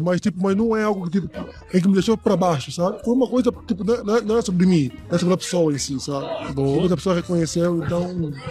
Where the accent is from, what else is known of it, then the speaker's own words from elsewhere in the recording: Angola; now in Brazil; eu sou africano, eu venho de Angola